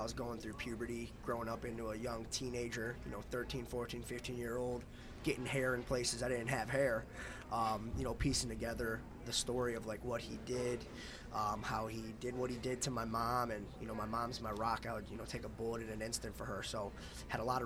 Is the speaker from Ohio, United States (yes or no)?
yes; Reminderville, Ohio, United States; I grew up in Aurora Shores. It's in the little town called Reminderville, right in the middle of Aurora in Twinsburg, Ohio.